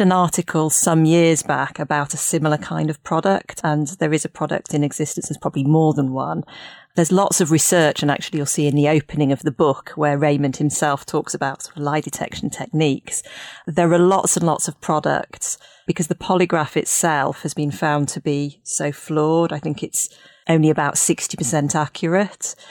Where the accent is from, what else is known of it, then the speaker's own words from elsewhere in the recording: Leeds, Yorkshire and the Humber, United Kingdom; moved away as an adult; also born or lived in Cambridge; now in Hertfordshire, United Kingdom; I grew up in Leeds, and I went to the Jewish schools in Leeds